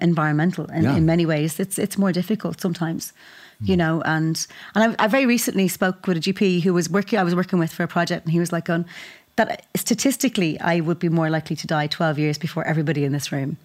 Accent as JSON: {"language": "English", "town": "Dublin", "region": "Leinster", "country": "Ireland", "tie": "born or raised there", "said": "I was born in just on Foley Street, in the North Inner City. And I've lived in the North Inner City most of my life"}